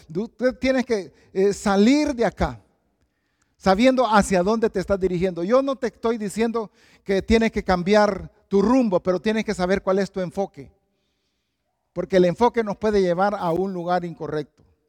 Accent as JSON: {"language": "Spanish", "town": "Valle de Ángeles", "region": "Francisco Morazán", "country": "Honduras", "moved": "yes", "said": "Yo vengo de Honduras, de Tegucigalpa y específicamente de un lugar que se llama Valle de Ángeles"}